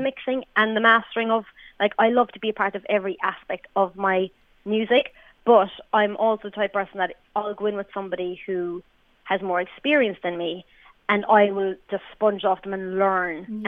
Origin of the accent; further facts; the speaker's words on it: Ireland; We're we're Irish female artists